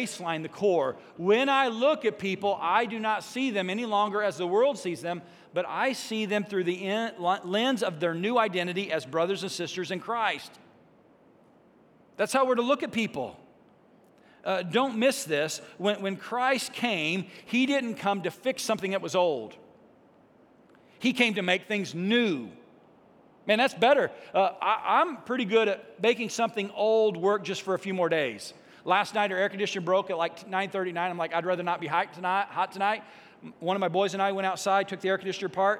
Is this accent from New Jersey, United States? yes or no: no; Greenville, Illinois, United States; Not from just Greenville, Illinois